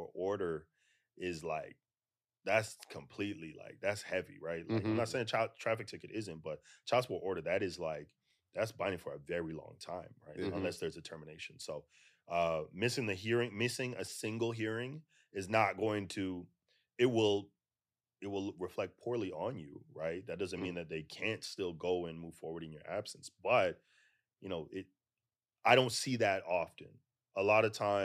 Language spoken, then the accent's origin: English; Toronto, Ontario, Canada; now in United States; I'm originally from Toronto, so Guyanese parents.